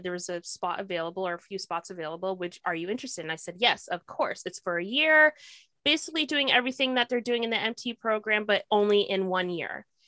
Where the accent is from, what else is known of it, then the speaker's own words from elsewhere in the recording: Toronto, Ontario, Canada; also born or lived in Kingston, Ontario; I've been living in Toronto since I was eight years old